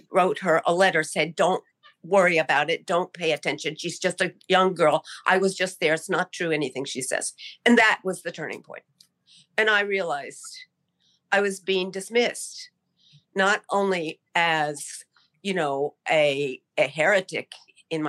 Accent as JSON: {"language": "English", "town": "Tulsa", "region": "Oklahoma", "country": "United States", "tie": "born or raised there", "said": "I grew up the opposite of you in Tulsa, Oklahoma"}